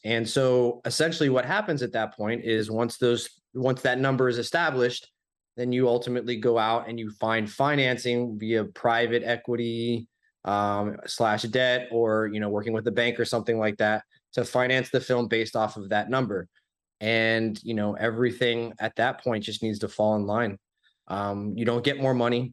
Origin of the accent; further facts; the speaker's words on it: Florida, United States; born and raised in Florida